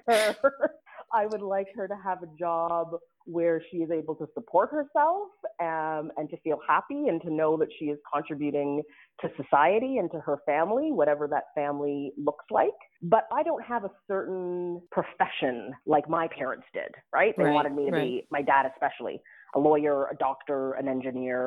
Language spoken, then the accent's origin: English; Ottawa, Ontario, Canada; moved away as an adult; now in Atlanta, United States; I was born and raised in Ottawa, Ontario, to two parents who immigrated to Canada when they were teenagers